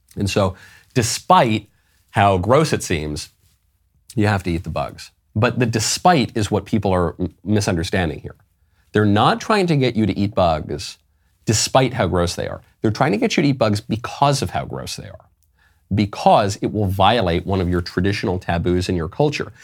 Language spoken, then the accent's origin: English; New York City, New York, United States; as a New Yorker by birth